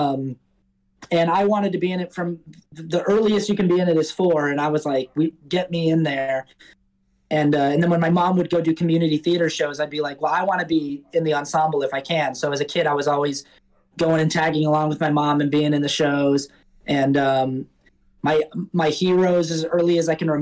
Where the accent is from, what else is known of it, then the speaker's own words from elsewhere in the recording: Salt Lake City, Utah, United States; moved away as an adult; also born or lived in New York; now in Los Angeles, United States; I grew up in Salt Lake City, Utah